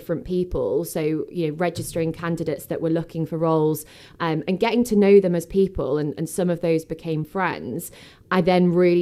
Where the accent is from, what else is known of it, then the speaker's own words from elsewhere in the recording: Stockport, North West England, United Kingdom; I was born in Stockport. I went to school in Cheadle Hume